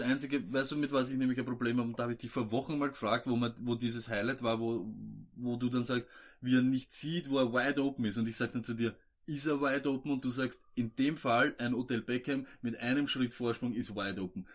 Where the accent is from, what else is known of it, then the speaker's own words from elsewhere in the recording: Vienna, Austria; wir sind keine Österreicher, wir sind Wiener